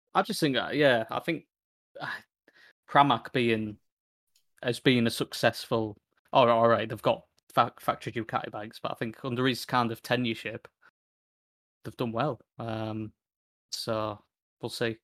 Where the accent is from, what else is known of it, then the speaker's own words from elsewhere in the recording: United Kingdom; as British Brits